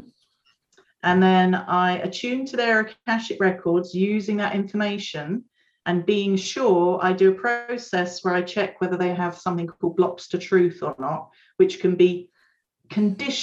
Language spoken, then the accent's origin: English; United Kingdom; moved away; I'm originally a Brit